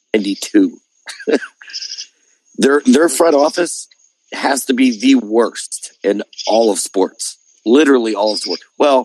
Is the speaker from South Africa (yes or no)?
no; Pittsburgh, Pennsylvania, United States; me growing up in Pittsburgh, the Pirates were my team.